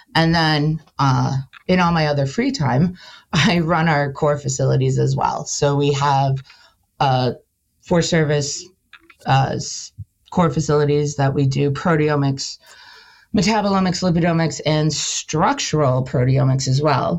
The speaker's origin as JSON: {"language": "English", "town": "Milwaukee", "region": "Wisconsin", "country": "United States", "tie": "born or raised there", "also_born_or_lived": "Madison, Wisconsin", "moved": "as an adult", "lives_now": "North Carolina, United States", "said": "I'm from the Midwest. I grew up in suburbs of Milwaukee"}